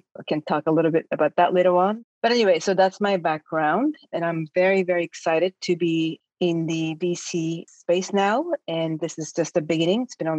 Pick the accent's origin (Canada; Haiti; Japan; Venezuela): Japan; moved away as an adult; also born or lived in New York, United States; I am from Japan. I'm Japanese. I was born in Japan. I did all my schooling up to college in Japan. Then I went to the US for my graduate studies, and I ended up staying there. I did not come back to Japan for a long time, almost 20 years.